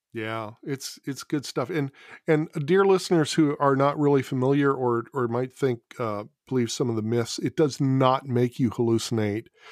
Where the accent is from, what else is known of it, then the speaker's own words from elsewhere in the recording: California, United States; as a Californian